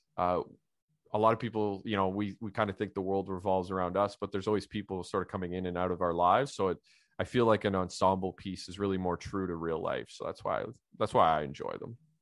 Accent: Ottawa Valley, Ontario, Canada; I grew up in a, a Polish community myself, uh, in the Ottawa Valley.

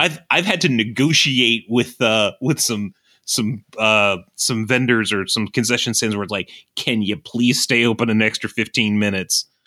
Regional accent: Southern Virginia, United States; I am from Southern Virginia

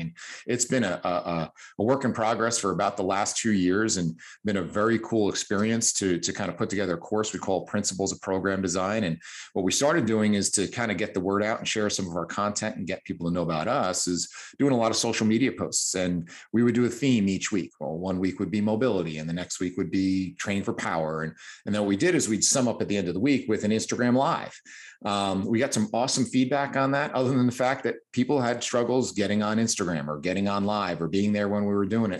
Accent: New Jersey, United States; As you can tell by my exotic accent, I come from New Jersey

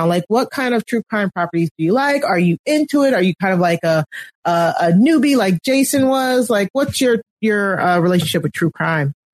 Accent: Texas, United States; also born or lived in Austin; me as a Texan.

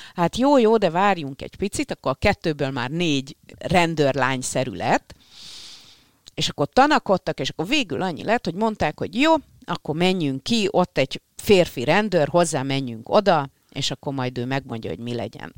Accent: Hungary; magyarok vagyunk

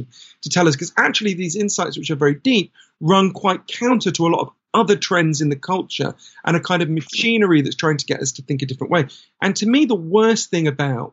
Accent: United Kingdom; you and I grew up in Britain.

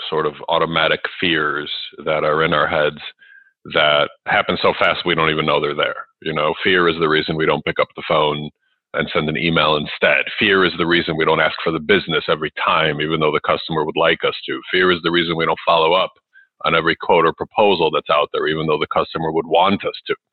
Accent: Ukraine; also born or lived in Chicago area, United States; now in Chicago, United States; I wasn't born here in the U.S. where I live now. I live in the Chicago area. I was born in Ukraine, which is the former Soviet Union, and we came here with about twenty dollars U.S.

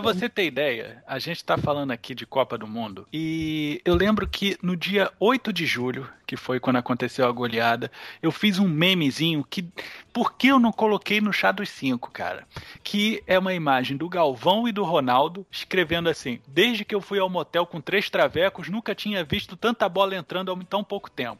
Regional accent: Brazil; como brasileiro que sou

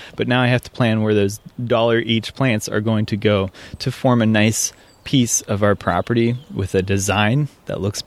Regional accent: Midwest, United States; I grew up in the Midwest

